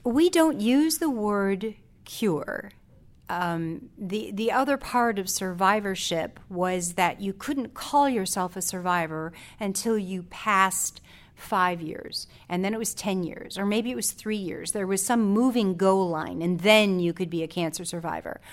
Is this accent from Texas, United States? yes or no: no; South Haven, Michigan, United States; I come from South Haven, which is a small town in Southwest Michigan